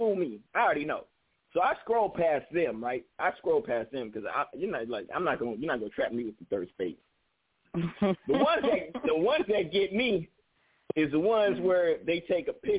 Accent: Bay Area, California, United States; I'm from California, the Bay Area, California.

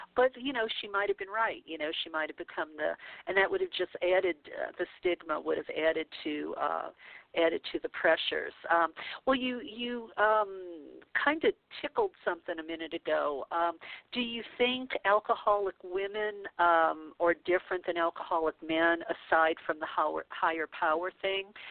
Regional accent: the South, United States; we're both from the South, we're both about the same age, uh, so that means, you know, we came from the Bible Belt

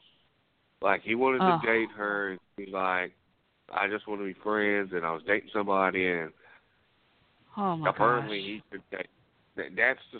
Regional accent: Waxahachie, Texas, United States; I come from Waxahachie

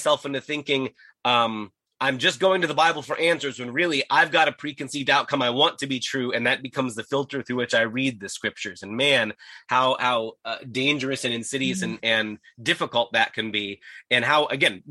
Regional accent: United States; me as an American

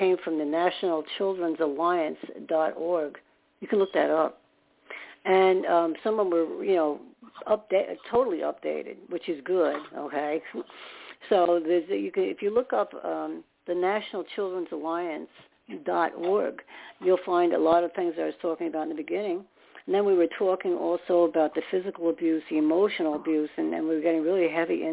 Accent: New York City, New York, United States; I was more in Staten Island

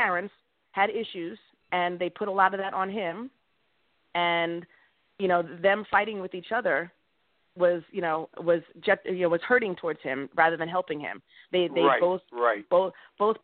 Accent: Smithtown, New York, United States; I grew up in Long Island, New York

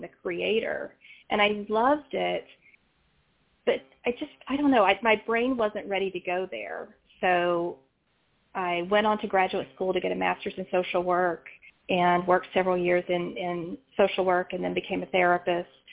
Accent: West Virginia, United States; now in Virginia, United States; having been born and raised in West Virginia, in a rural mm-hmm. part of West Virginia

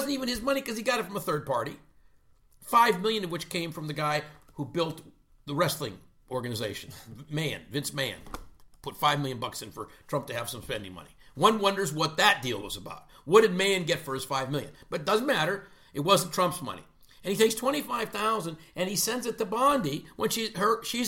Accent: Canada; I'm Canadian

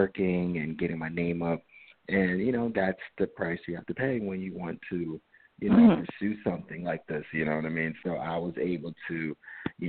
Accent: Jersey City, New Jersey, United States; moved away as an adult; now in Los Angeles, United States; I grew up in Jersey City.

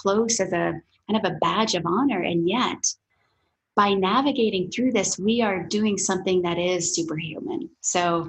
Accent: Midwest, United States; I grew up in the Midwest on dairy farms where there were often more cows than people.

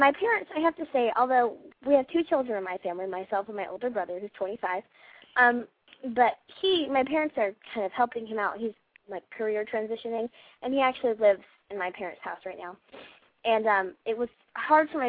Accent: South Georgia, United States; moved away as an adult; now in California, United States; I grew up in South Georgia

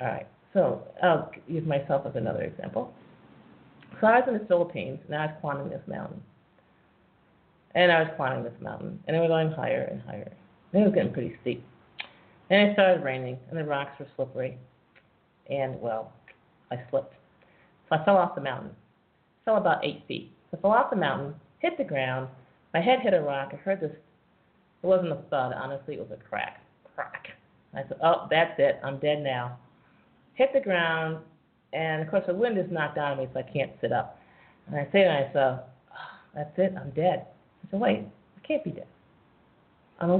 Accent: United States; as an American tourist

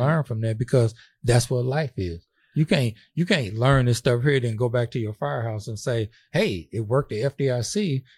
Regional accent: St. Louis, Missouri, United States; we grew up together in Saint Louis

